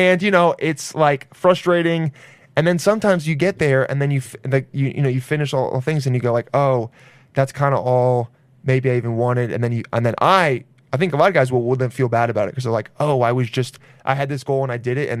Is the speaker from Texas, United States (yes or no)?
no; Los Angeles, California, United States; Los Angeles.